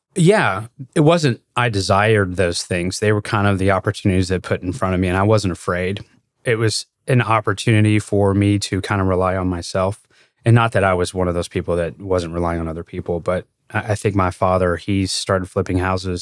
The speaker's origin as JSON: {"language": "English", "town": "Louisville", "region": "Kentucky", "country": "United States", "tie": "born or raised there", "said": "I grew up in Louisville, which is, um, it's a big city."}